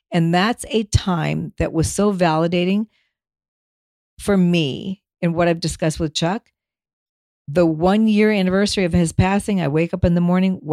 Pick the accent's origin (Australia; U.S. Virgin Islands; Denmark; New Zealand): Denmark; now in United States; there was a street number of a house I lived on when we immigrated from Denmark. It was up in Altadena.